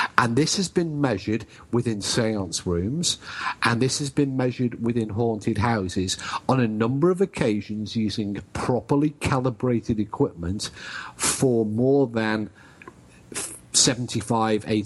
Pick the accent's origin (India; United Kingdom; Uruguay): United Kingdom; England; I'm English.